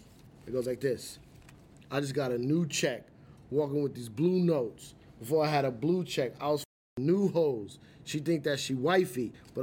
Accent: New York City, New York, United States; I'm from the Bronx.

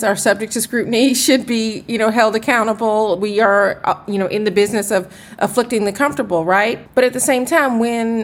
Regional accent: Atlanta, Georgia, United States; I am from Atlanta, where I certainly was spoiled. I saw anchors who were Black doing the nightly news when I was eating my dinner and watching television when I was growing up

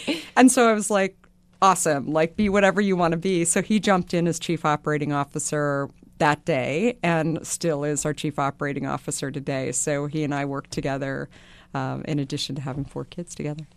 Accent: Arizona, United States; So I grew up in Arizona

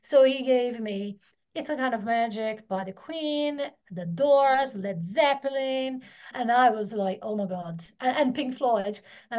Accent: Italy; moved away as an adult; Yeah, so I'm Italian. So until I was 18, I lived in Italy.

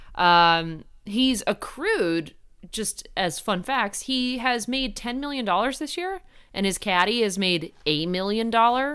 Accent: Ridgewood, New Jersey, United States; Ridgewood, New Jersey, which is my hometown

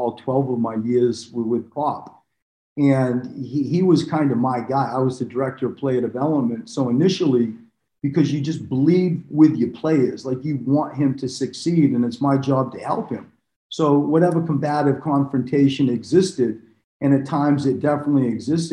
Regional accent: Maine, United States; moved away; also born or lived in Australia; I had come from Australia. I grew up in Maine.

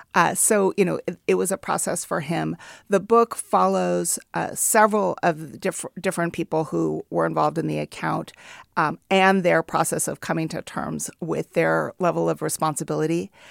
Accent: Oakland, California, United States; my hometown of Oakland

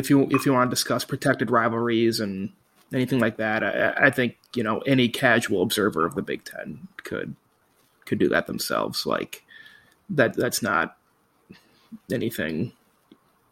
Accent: Minnesota, United States; I'm from Minnesota

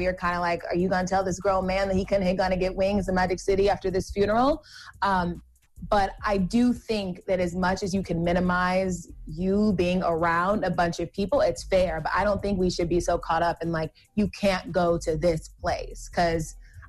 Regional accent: Georgia, United States; I'm from Georgia.

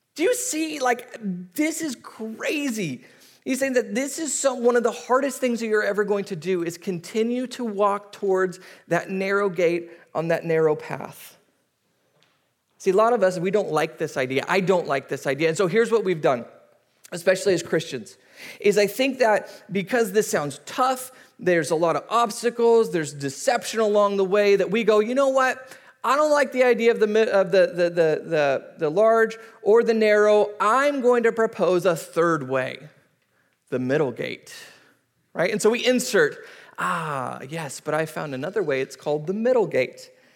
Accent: United States; we kind of as American society

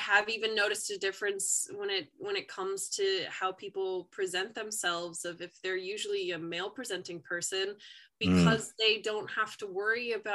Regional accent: New Jersey, United States; I'm from New Jersey, I went to public school the whole way through

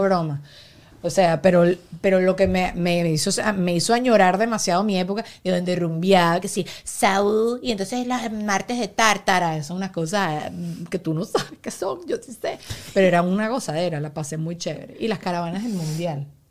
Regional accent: Venezuela; moved away as an adult; Yo nací en Venezuela, viví en Venezuela hasta los 25 años.

